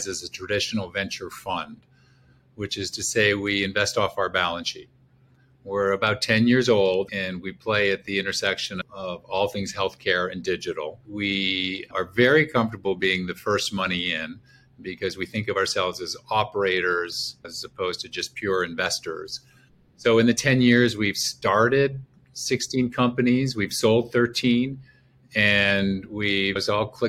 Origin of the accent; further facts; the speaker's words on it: Montreal, Quebec, Canada; now in Chicago, United States; I'm Canadian, grew up in Montreal, and went to college in Eastern Canada